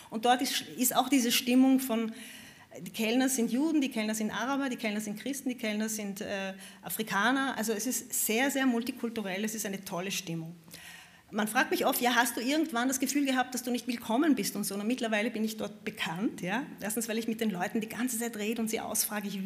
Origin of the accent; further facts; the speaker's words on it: Vienna, Austria; Ich bin Wienerin, ich habe nichts